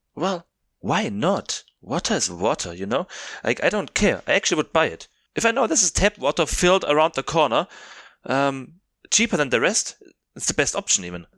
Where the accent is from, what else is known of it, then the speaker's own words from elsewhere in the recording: South Germany, Germany; English is a second language; moved away as an adult; now in Cape Town, South Africa; I'm from South Germany, I studied in North Germany